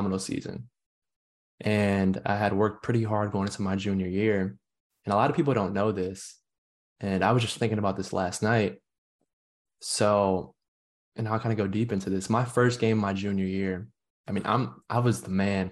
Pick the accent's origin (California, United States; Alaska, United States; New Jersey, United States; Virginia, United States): Virginia, United States; Northern; moved away as an adult; I grew up in Northern Virginia